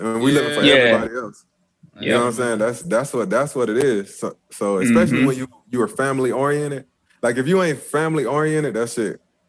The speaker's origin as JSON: {"language": "English", "town": "Florence", "country": "United States", "moved": "yes", "said": "I'm from Florence."}